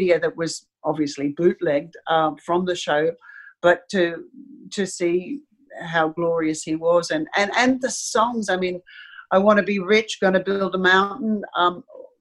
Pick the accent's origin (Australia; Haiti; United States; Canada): Australia; as an Australian